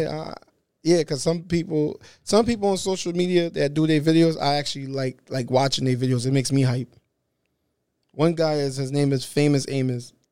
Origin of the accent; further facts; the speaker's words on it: New York City, New York, United States; I'm from Brooklyn. I'm Haitian.